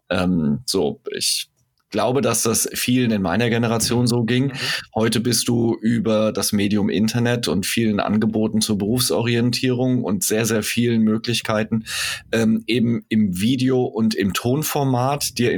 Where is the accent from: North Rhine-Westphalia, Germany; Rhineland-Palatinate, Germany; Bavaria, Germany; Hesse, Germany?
Hesse, Germany; Zumindest bei uns in Hessen ist das, äh, glaube ich, immer noch so.